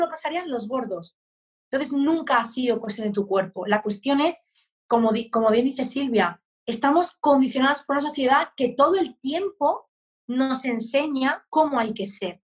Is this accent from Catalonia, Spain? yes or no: yes; Barcelona, Catalonia, Spain; moved away as an adult; now in Murcia, Spain; con 23 años me mudé a Murcia, yo soy de Barcelona